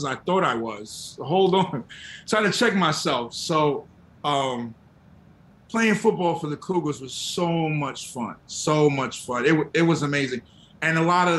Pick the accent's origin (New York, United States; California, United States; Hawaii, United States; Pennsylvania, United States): New York, United States; New York City; also born or lived in Texas; me being from New York, I'm from Queens, grew up in Queens